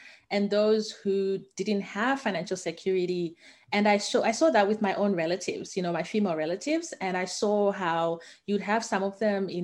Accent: Harare, Zimbabwe; now in Australia; I'm originally from Zimbabwe. I grew up in the capital city in Harare.

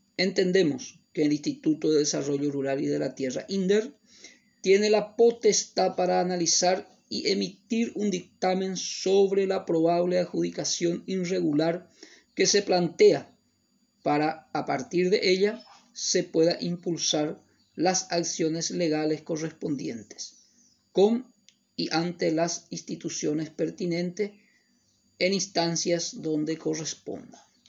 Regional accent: Paraguay; como ciudadanos paraguayos

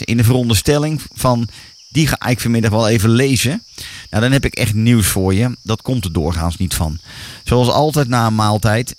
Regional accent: Netherlands; wij Nederlanders

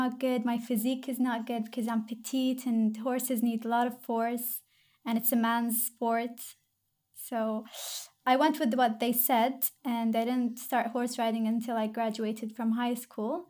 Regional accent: Qatar; I am from Qatar.

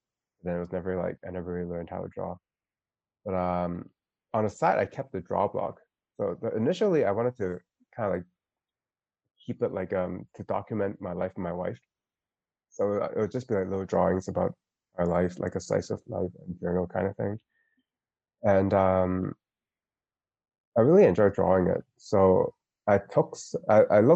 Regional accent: Hong Kong; I'm from Hong Kong

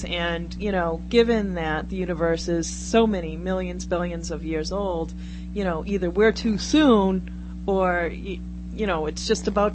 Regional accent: Brockton, Massachusetts, United States; I'm a girl from Brockton

